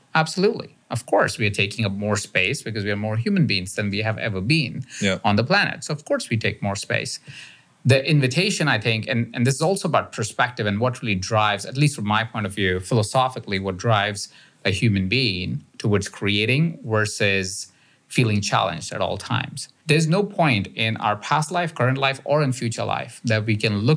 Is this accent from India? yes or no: yes; India; now in United States; I was born in India